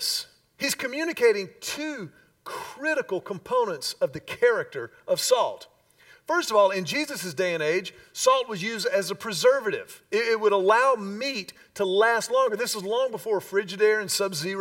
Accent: Houston, Texas, United States; we grew up in Houston in the peak of the Love Ya Blue years

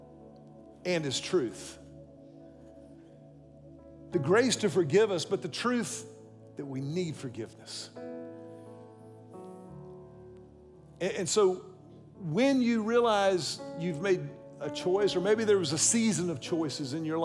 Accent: Houston, Texas, United States; my pastor growing up in Houston

